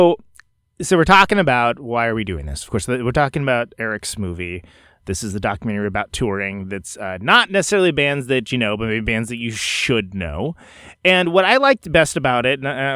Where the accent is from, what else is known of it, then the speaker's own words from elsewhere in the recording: Oakland, California, United States; I'm from Oakland